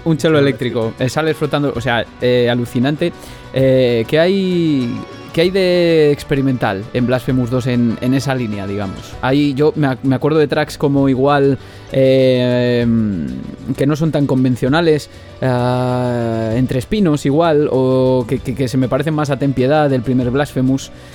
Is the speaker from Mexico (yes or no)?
no; Zamora, Castile and León, Spain; also born or lived in Palencia; yo soy zamorano